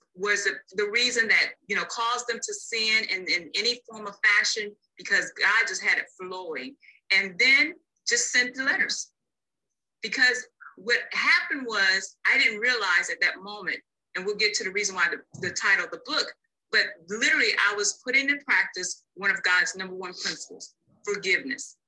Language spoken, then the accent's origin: English; North Carolina, United States; moved away; I'm originally from North Carolina